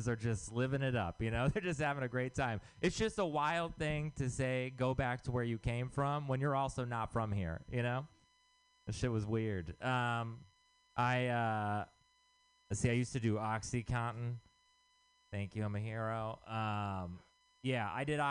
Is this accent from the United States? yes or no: yes; Texas, United States; moved away; I'm from Texas